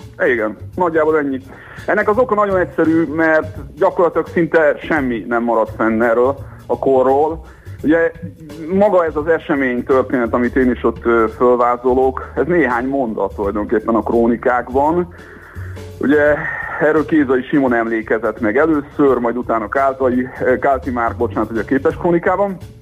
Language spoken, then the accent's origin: Hungarian; Great Hungarian Plain, Hungary; magam is alföldi vagyok